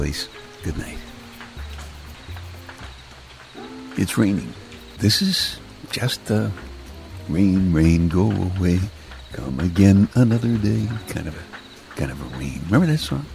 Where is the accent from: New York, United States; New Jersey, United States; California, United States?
New York, United States; New York City; I'm from Brooklyn, and weather doesn't really mean very much most of the time in Brooklyn